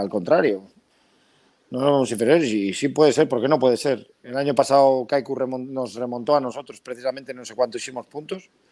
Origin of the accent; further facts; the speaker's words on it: Pedreña, Cantabria, Spain; yo soy pedreñero por los cuatro costados